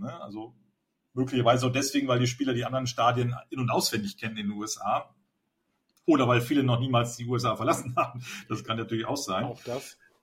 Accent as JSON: {"language": "German", "town": "Cuxhaven", "region": "Lower Saxony", "country": "Germany", "tie": "born or raised there", "moved": "yes", "lives_now": "Berlin, Germany", "said": "Ich bin in Cuxhaven aufgewachsen, also in der Nordsee, wo wir nicht so viel hatten."}